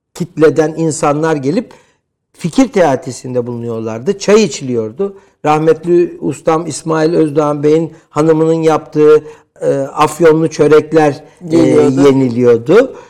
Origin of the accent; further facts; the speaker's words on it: Istanbul, Turkey; 70'li yıllarda İstanbul Cerrahpaşa doğumluyum ki Cerrahpaşalılığı e, özellikle e, vurgularım.